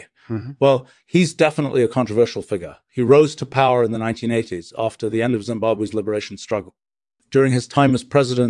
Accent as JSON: {"language": "English", "country": "United States", "said": "I'm from the United States. I used to live in Boston, but now I live in Wolfram Warburg Village in Stetson Hills."}